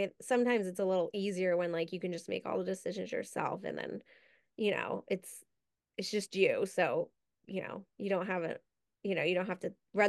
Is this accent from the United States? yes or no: yes; New York, United States; I grew up right outside New York. I never knew it existed.